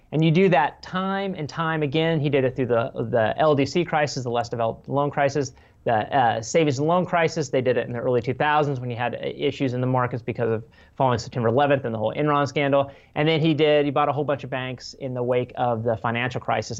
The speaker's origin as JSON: {"language": "English", "region": "Wyoming", "country": "United States", "said": "I'm from Wyoming, right across the border of Nebraska"}